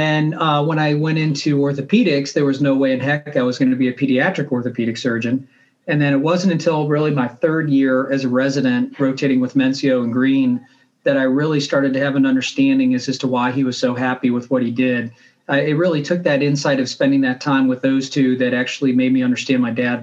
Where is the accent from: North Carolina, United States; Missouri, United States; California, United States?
Missouri, United States; St. Louis; I grew up in St. Louis